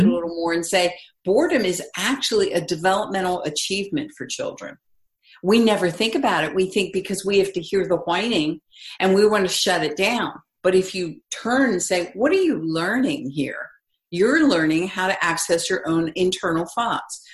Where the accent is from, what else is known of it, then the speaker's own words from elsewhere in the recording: East Coast, United States; I grew up on the East Coast